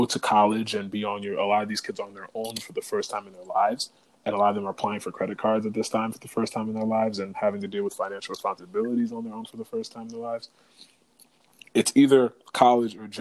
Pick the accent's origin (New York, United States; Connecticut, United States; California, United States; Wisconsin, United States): Connecticut, United States; growing up in the Connecticut school system